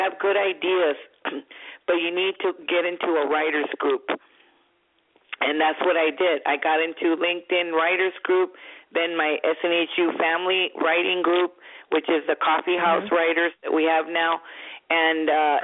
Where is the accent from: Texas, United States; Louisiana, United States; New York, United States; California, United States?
Texas, United States; Brownsville; moved away as an adult; now in North Carolina, United States; I grew up in a Hispanic family, and a Mexican American, you know, and I'm from Brownsville, Texas, but my family has been from Mexico